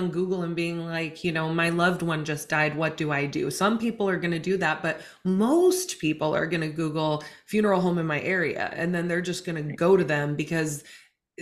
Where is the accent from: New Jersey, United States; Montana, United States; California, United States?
Montana, United States; now in Washington, United States; But I am from Montana. I was born and raised in a really different environment than where I'm at now